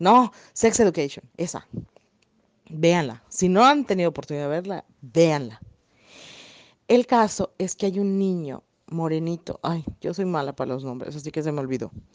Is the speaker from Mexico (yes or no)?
yes; Yucatán, Mexico; accent: yucateco; mi hermoso acento yucateco